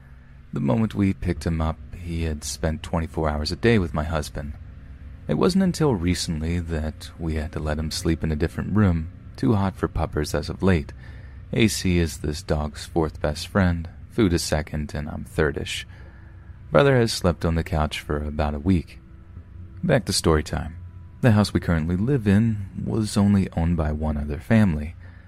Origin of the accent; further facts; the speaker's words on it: New York City, New York, United States; I grew up in Washington Heights in New York City, essentially the Upper West Side of Manhattan. I was a 90s kid, born in the mid-80s. Now, I'm not sure about how it is now because I live in a different state